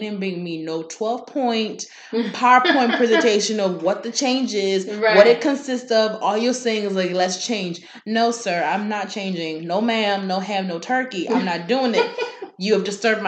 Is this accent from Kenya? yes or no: yes; Kenya; I am Kenyan and our specialty meat is goat.